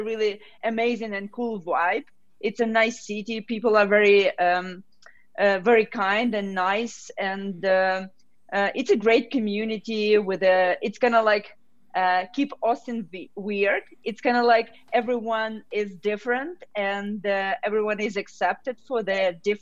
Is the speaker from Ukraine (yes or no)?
yes; Ukraine; moved away as an adult; also born or lived in Kyiv, Ukraine / Texas, United States; now in Colorado, United States; I am from Ukraine